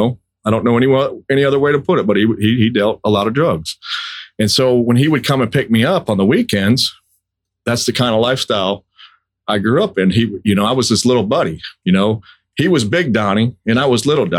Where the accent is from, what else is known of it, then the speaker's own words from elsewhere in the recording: Lansing, Michigan, United States; I was born in Lansing, Michigan.